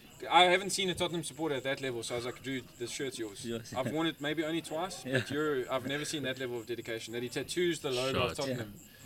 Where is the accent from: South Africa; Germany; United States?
Germany; Munich, Bavaria; I'm from Munich